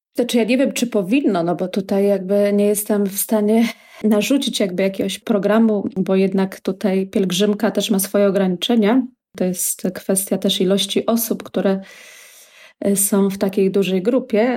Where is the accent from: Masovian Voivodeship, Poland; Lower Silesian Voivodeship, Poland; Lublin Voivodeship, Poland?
Masovian Voivodeship, Poland; Warsaw; moved away as an adult; now in Israel; jestem z Warszawy i całe życie właśnie spędziłam w mieście